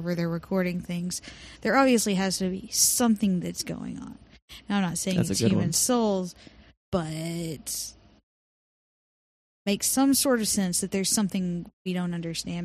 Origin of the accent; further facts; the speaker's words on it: Cleburne, Texas, United States; I'm from Cleburne